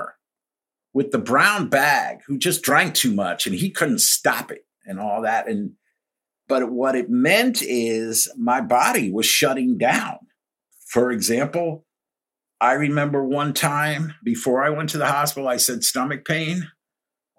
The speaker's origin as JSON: {"language": "English", "town": "Pelham", "region": "New York", "country": "United States", "tie": "born or raised there", "also_born_or_lived": "Greenwich, Connecticut / Baltimore, Maryland", "moved": "yes", "lives_now": "Chesapeake Bay, Maryland, United States", "said": "I grew up in New York in a town called Pelham right outside the Bronx"}